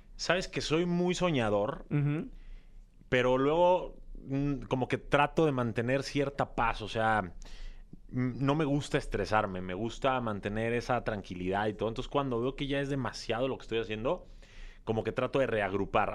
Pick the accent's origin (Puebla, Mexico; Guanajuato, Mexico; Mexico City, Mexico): Mexico City, Mexico; Soy de Ciudad de México, de padres también mexicanos, pero de ascendencia libanesa